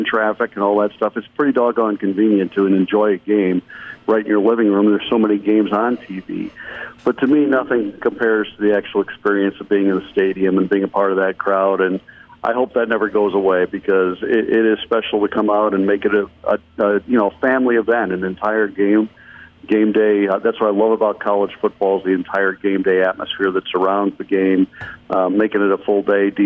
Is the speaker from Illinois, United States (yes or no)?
yes; Chicago, Illinois, United States; I grew up in Chicago